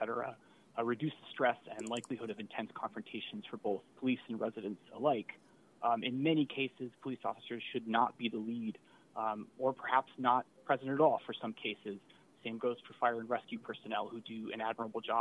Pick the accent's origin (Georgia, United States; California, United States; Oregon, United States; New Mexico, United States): New Mexico, United States; Albuquerque; now in Sacramento, United States; I grew up in Albuquerque